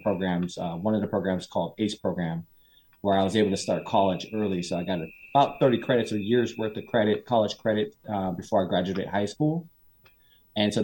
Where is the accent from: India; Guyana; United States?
United States; Phoenix, Arizona; now in Southern California, United States; I grew up in South Phoenix area